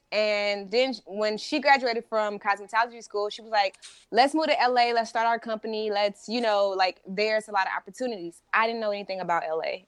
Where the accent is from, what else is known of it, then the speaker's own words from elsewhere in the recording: St. Louis, Missouri, United States; now in California, United States; I'm originally from Saint Louis, Missouri